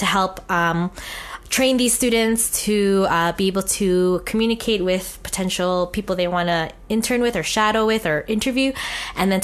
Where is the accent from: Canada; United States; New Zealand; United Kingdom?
Canada; Winnipeg, Manitoba; I am a proud Filipinx Canadian born and raised in Treaty 1 territory. Born in Winnipeg's North End community